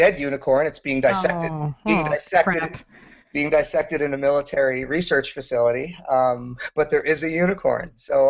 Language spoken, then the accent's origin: English; Wisconsin, United States; when you're a nerdy kid growing up in Wisconsin and making a D&D module, you make these elaborate mazes and you think they're really, really cool.